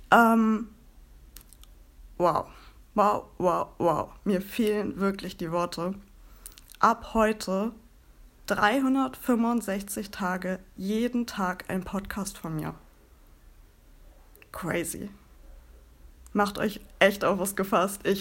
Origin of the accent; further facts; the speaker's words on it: Bremen, Germany; ich komme aus Bremen und lebe hier mit meinem Mann und meinen zwei Katzen.